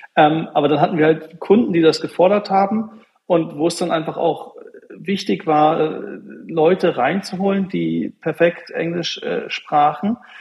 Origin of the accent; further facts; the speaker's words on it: Wolfsburg, Lower Saxony, Germany; now in Berlin, Germany; jemand wie ich, der in Wolfsburg aufgewachsen ist